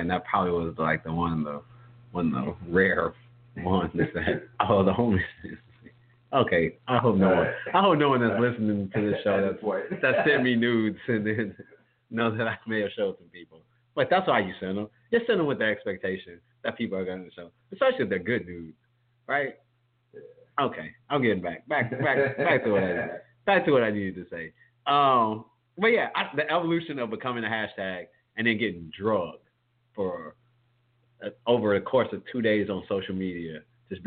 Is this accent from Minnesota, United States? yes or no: no; home town of Southern University, Louisiana, United States; which is based in my hometown